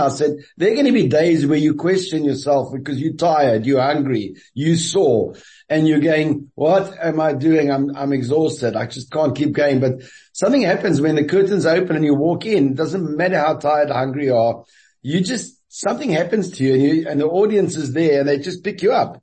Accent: Cape Town, Western Cape, South Africa; moved away as an adult; also born or lived in Paris / Dominican Republic; my hometown for 6 weeks, Cape Town.

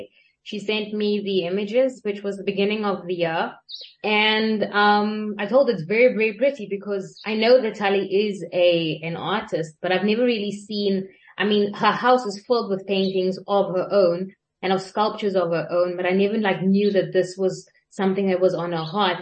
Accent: Cape Town, Western Cape, South Africa; first language English; I'm born and raised in Cape Town

